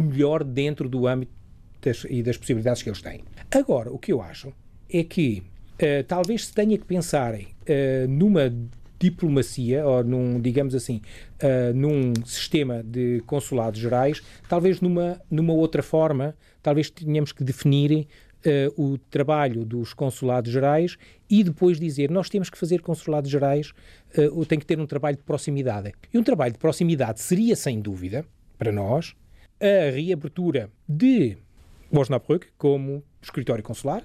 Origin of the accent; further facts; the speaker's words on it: Portugal; now in Germany; nós tínhamos uh, a telescola aqui em Portugal. Eu ainda me lembro, uh, quando andava cá